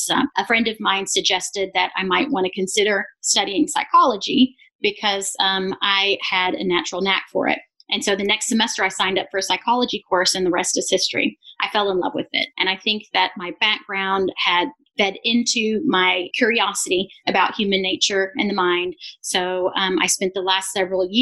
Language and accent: English; Arkansas, United States; also born or lived in Israel; We primarily lived in Arkansas. We've lived in a few other places, but for the most part, I grew up in Arkansas, in the Bible Belt